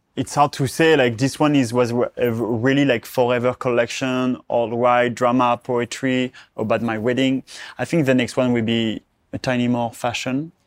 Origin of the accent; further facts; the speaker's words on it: Charleval, Provence-Alpes-Côte d'Azur, France; moved away; the place where I grew up